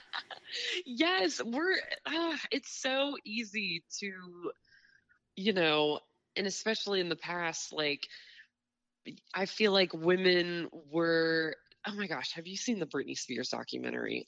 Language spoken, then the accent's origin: English; Bellbrook, Ohio, United States; moved away as an adult; now in Nashville, United States; I'm from Dayton, originally um, yeah. in a small town called Bellbrook